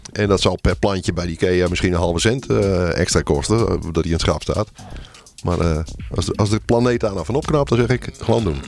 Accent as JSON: {"language": "Dutch", "country": "Netherlands", "said": "wij als Nederlanders"}